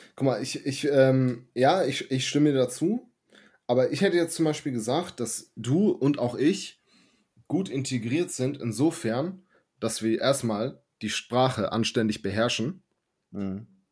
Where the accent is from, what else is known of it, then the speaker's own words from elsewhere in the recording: Germany; ich bin nun mal in Deutschland geboren und ich bin hier aufgewachsen und ich sehe Deutschland als meine Heimat